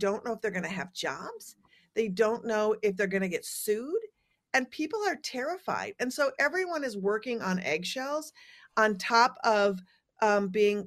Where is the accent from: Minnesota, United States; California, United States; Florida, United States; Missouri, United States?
Minnesota, United States; I'm a Scandinavian from Minnesota